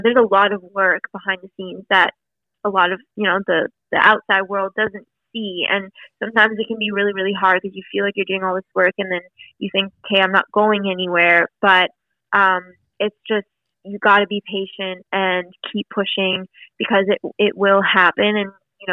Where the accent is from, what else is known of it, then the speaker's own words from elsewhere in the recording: Ottawa, Ontario, Canada; moved away as an adult; now in Toronto, Canada; growing up in Ottawa